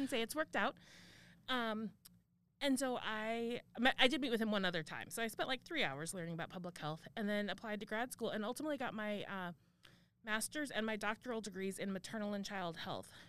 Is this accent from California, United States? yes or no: no; Arizona, United States; moved away; I grew up in Arizona